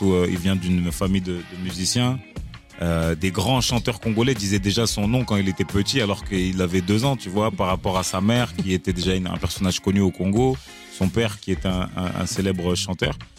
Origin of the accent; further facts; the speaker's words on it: Marseille, Provence-Alpes-Côte d'Azur, France; je suis Marseillais de pure souche